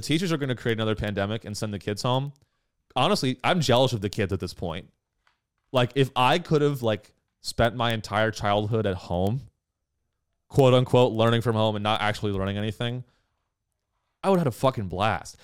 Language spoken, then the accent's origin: English; California, United States; I grew up in California